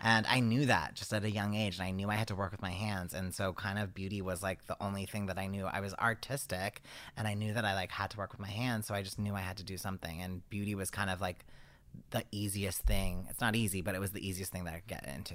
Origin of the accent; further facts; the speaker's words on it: East Coast, United States; accent: East Coast; my East Coast accent